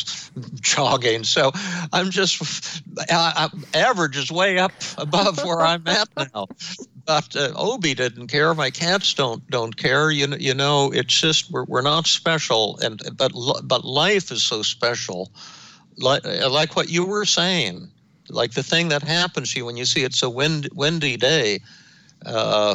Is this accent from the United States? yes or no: yes; Denver, Colorado, United States; when I was growing up in Denver